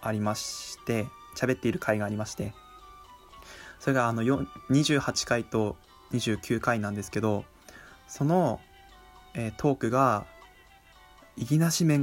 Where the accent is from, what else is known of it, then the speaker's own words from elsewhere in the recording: Miyagi, Japan; born there; 自分も宮城弁で喋ってみたいなと思ってみたんですけどあの宮城弁喋れないんですよなんでかっていうと、あのそんなにそんなに鉛のひどくない地域で生まれて